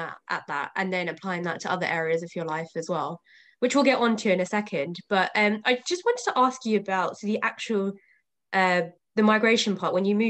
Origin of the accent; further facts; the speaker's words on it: London, United Kingdom; I was born in East London as well.